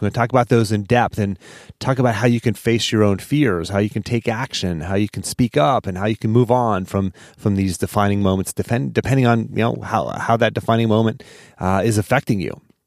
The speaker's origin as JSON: {"language": "English", "town": "Pittsburgh", "region": "Pennsylvania", "country": "United States", "moved": "yes", "lives_now": "Charlottesville, United States", "said": "I'm from Pittsburgh. originally"}